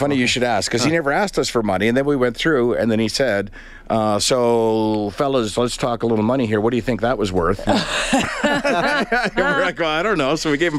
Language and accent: English; Prince Edward Island, Canada; moved away; Growing up in Prince Edward Island